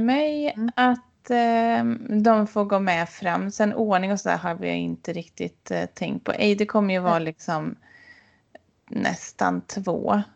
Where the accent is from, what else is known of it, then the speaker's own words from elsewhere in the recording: Sweden; moved away; hemma i Bengan där jag vuxit upp